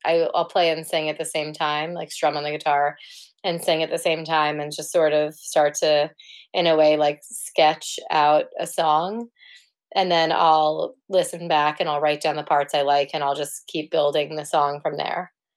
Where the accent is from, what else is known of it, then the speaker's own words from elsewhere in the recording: New York City, New York, United States; moved away as an adult; now in Cambridge, United Kingdom; I'm originally from New York City um, from Manhattan.